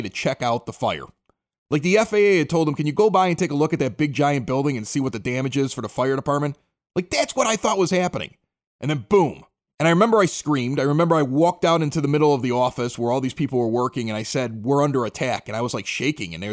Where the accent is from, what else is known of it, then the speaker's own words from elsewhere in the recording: Chicago, Illinois, United States; moved away; I was from Chicago.